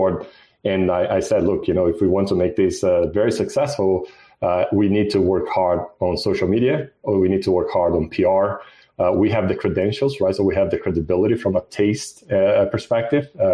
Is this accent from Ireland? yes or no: no; Brazil; moved away as an adult; also born or lived in Mexico / Australia; now in United States; I'm originally from Brazil, but I had experiences in Brazil, Mexico, in Australia, and here in the U.S.